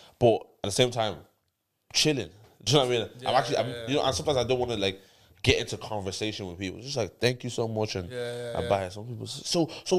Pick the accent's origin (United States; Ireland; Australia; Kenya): Ireland; Dublin, Leinster; we're from Dublin